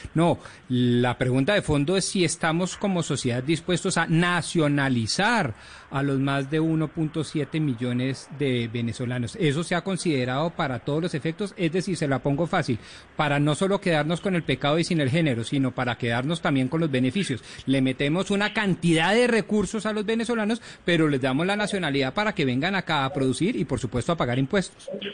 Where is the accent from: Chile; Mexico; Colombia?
Colombia; uno como colombiano